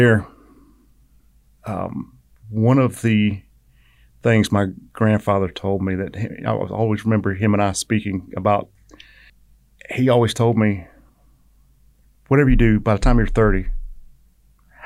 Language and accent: English; Savannah, Georgia, United States; also born or lived in Statesboro, Georgia; I grew up in Savannah up until 80, 81